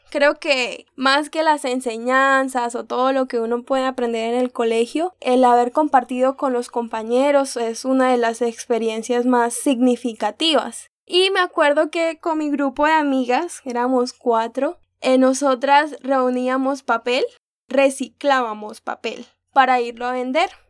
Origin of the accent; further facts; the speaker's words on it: Montelíbano, Córdoba, Colombia; mayoría de mi niñez fue en Montelíbano. Sin embargo, cuando nací o cuando tenía un año, tal vez, nos mudamos a otro pueblito cerca porque mi papá estaba trabajando allá.